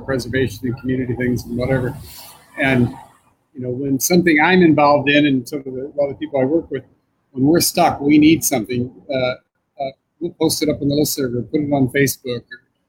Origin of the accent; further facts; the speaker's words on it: Iowa City, Iowa, United States; moved away; I grew up in Iowa City, Iowa, which was a university community.